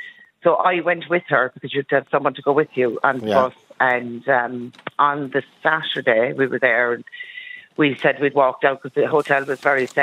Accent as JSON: {"language": "English", "country": "Ireland", "said": "I said, well, from the south."}